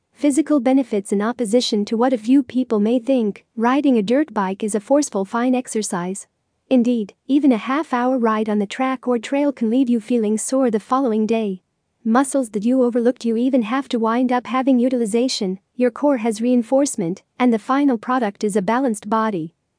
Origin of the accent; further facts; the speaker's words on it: Arlington, Texas, United States; from Arlington, Texas, United States.